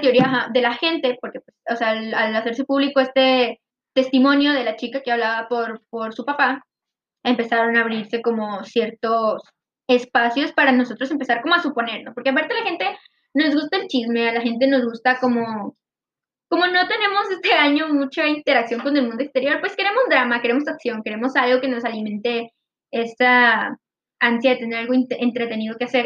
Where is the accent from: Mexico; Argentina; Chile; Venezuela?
Mexico; Monterrey, Nuevo León; nosotros somos de Monterrey, Nuevo León, México.